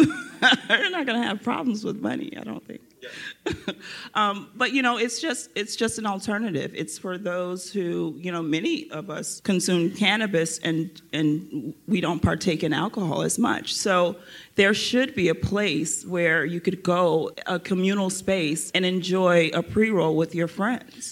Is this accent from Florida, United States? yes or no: yes; Florida, United States; moved away as an adult; now in Los Angeles, United States; I'm from Florida